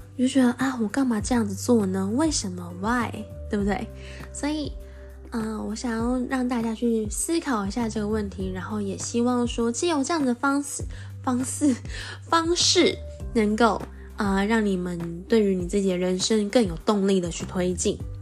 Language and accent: Chinese; Taiwan; accent: Taiwanese Mandarin (台湾国语); 我今天一直在台湾国语